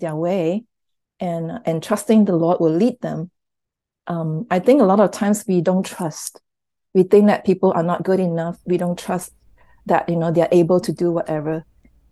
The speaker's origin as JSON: {"language": "English", "country": "Malaysia", "said": "so they live in Malaysia and I'm Malaysian"}